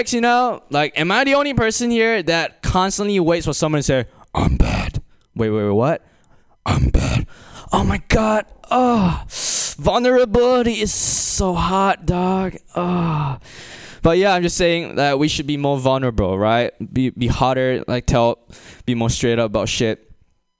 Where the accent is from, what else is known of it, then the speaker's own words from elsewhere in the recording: Malaysia; now in United States; I'm imported from a third world country and I'm from Malaysia.